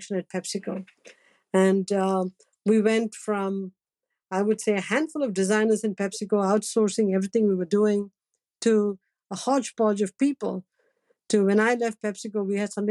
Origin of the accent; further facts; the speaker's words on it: Chennai, Tamil Nadu, India; moved away; when we were growing up in Madras